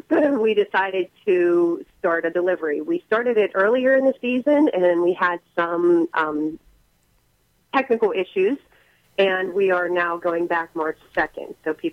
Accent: McKeesport, Pennsylvania, United States; I grew up here in McKeesport.

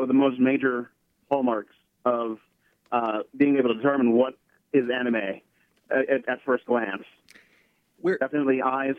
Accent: North Huntingdon, Pennsylvania, United States; I'm from North Huntingdon.

